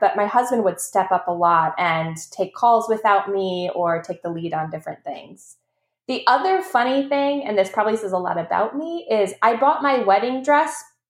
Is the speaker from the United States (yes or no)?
yes; Wisconsin, United States; We actually got married in Arena, which is outside Madison. It's close to my hometown.